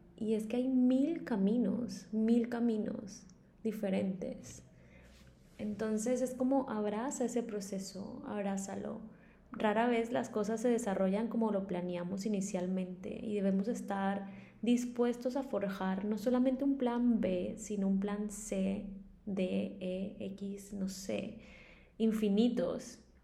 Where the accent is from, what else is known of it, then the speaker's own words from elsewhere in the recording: Maicao, La Guajira, Colombia; moved away; also born or lived in Bogotá; soy colombiana y nací en un pueblo muy pequeño en el norte de Colombia llamado Maicao